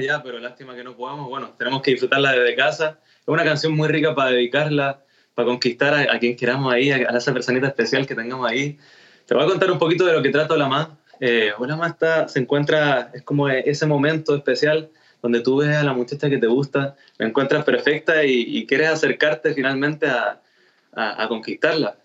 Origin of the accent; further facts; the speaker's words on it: Chile; soy chileno